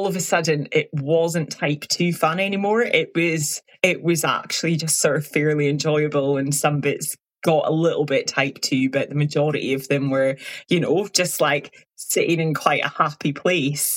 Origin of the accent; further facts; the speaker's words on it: Highlands of Scotland, United Kingdom; I'm from the Highlands of Scotland